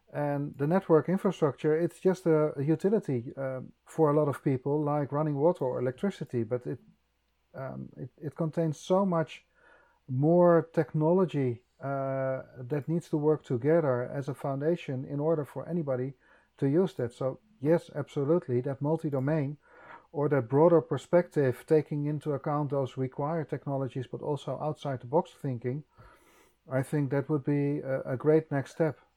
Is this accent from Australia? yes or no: no; Netherlands; I'm from Holland